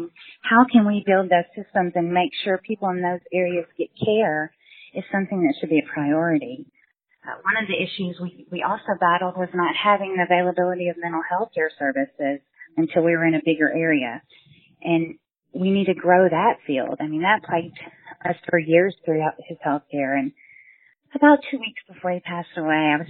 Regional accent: Smackover, Arkansas, United States; always remember where you're from in South Arkansas, from smack over where we grew up.

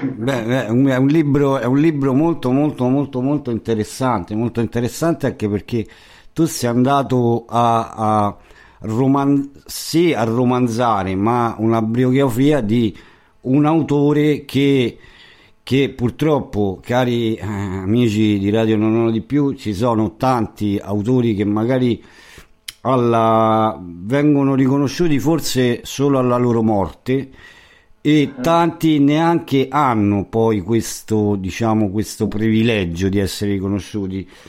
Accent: Rome, Lazio, Italy; Io essendo romano

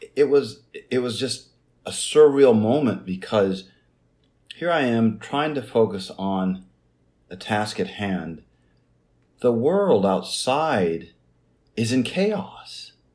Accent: Jacksonville, Midwest, United States; moved away; also born or lived in an Indian reservation; growing up in Jacksonville, you know, a small farm town in the Midwest

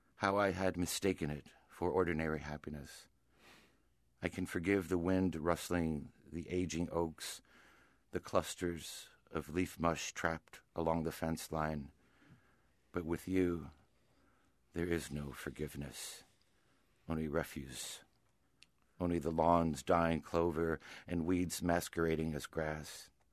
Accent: Miami, Florida, United States; moved away as an adult; also born or lived in Connecticut; I grew up in Miami

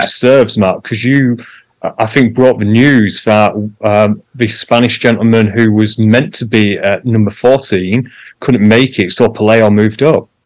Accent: United Kingdom; I'm British

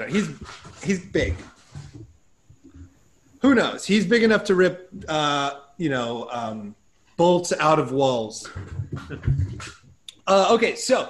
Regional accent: Iowa, United States; I'm from Iowa.

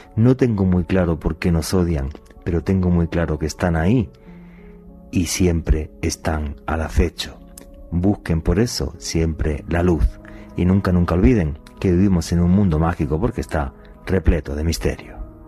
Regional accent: Spain; en mi país, en España

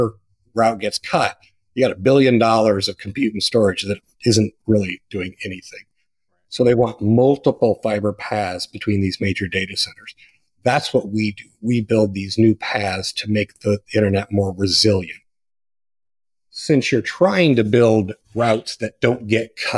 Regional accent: Pleasant Plains, Illinois, United States; So I grew up in Pleasant Plains, Illinois, 654 people.

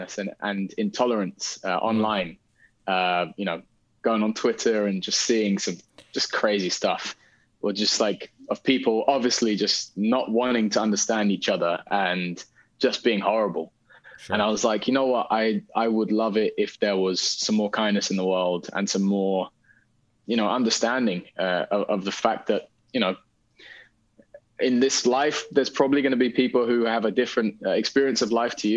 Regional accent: London, United Kingdom; I grew up in Northwest London.

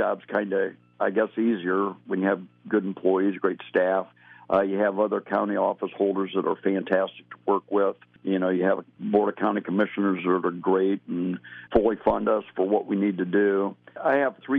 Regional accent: Mansfield, Ohio, United States; also born or lived in Phoenix, Arizona; I was born and raised in Mansfield.

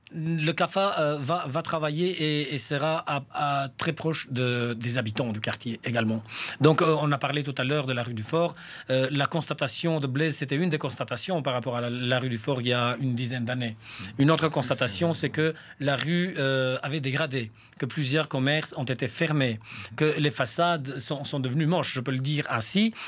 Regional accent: Saint-Gilles, Brussels-Capital Region, Belgium; chez nous à Saint-Gilles

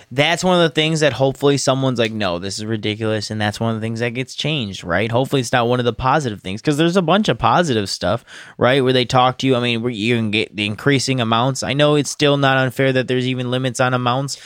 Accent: United States; as Americans

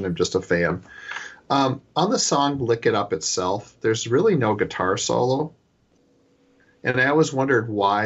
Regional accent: Minneapolis, Minnesota, United States; our co-host, Michael and I grew up in Minneapolis

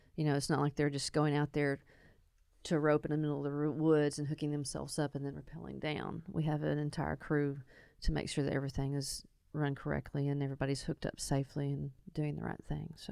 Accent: East End, Arkansas, United States; I grew up in East End, you know, outside of town here towards Sheridan. I went to school in Sheridan.

